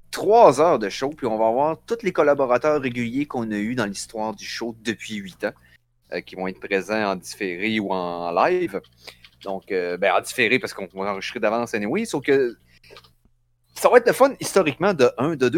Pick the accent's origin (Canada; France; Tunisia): Canada; Forestville, Quebec; moved away; also born or lived in Vanier, Quebec City; je suis né à Vanier, mais j'ai habité sa Côte-Nord pendant 20... 20 ans